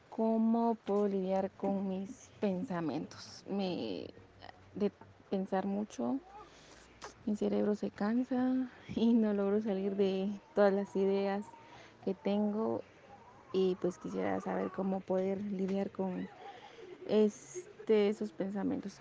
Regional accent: Guatemala; soy de Guatemala

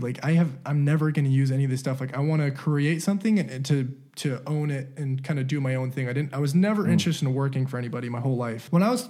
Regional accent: California, United States; also born or lived in Utah; especially when I moved to Utah, when I grew up in California, no one around me had anything.

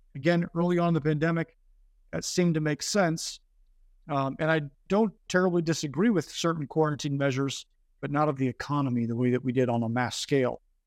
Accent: Northern California, United States; moved away as an adult; I grew up originally in Northern California

